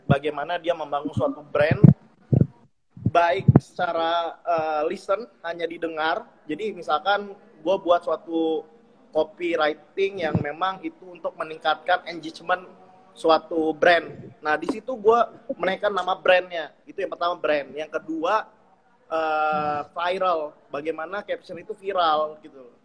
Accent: Lampung, Indonesia; also born or lived in Java; Gue asli Putra Lampung.

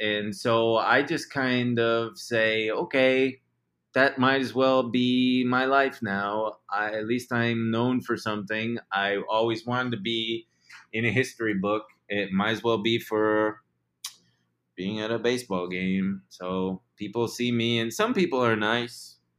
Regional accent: Chicago, Illinois, United States; Let's see. I'm from Chicago. I was born and raised in the outer loop.

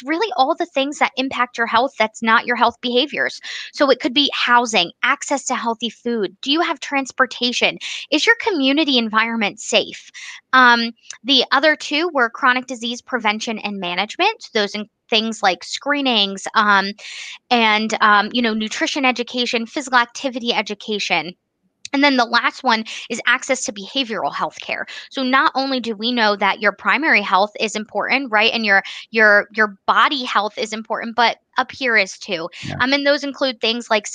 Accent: Bucks County, Pennsylvania, United States; moved away as an adult; now in Upper Pottsgrove, United States; I was living in Bucks County, PA, where I grew up

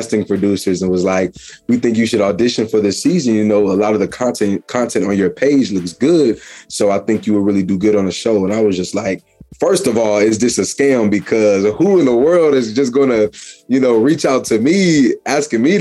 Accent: Peoria, Illinois, United States; also born or lived in Chicago, Illinois / North Carolina; I am originally from Chicago, Illinois. I did grow up in Peoria, Illinois as well.

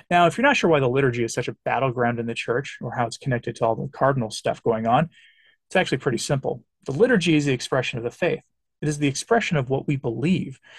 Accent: England, United Kingdom; I always think that for me as an Englishman, as a great example to me is our history our Reformation history

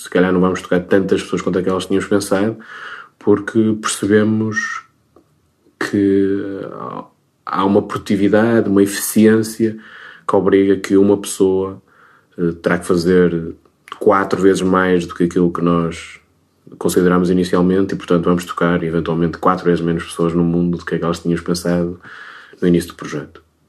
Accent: Minho, Portugal; sendo minhoto

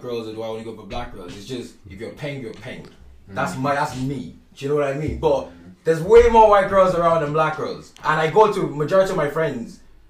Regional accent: Waterford, Munster, Ireland; I grew up in Waterford. Like, I would have been the only black kid in my school

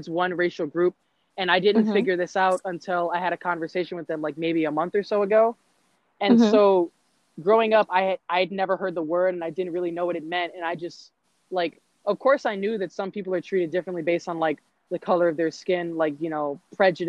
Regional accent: United States; being a Black individual growing up in America

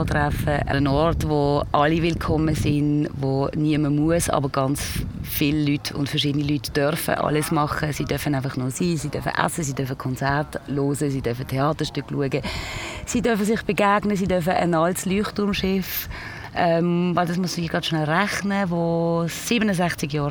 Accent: Pratteln, Basel-Landschaft, Switzerland; ich kann auch richtig Basel bieten, weil ich bin in Bratelen aufgewachsen

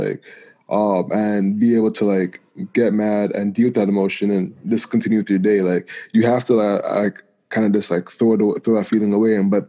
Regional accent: Jamaica; And being Jamaican, like that's like the furthest thing you want to be, you know.

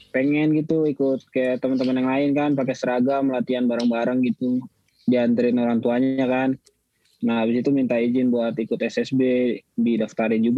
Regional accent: Bandung, West Java, Indonesia; born there; lahir di Bandung 10 Mei 2000. Sekarang tinggal di Bekasi

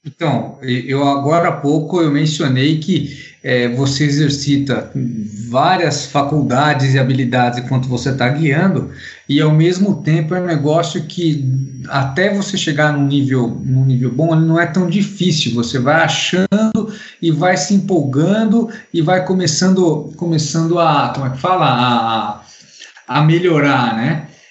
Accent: Brazil; sou brasileiro

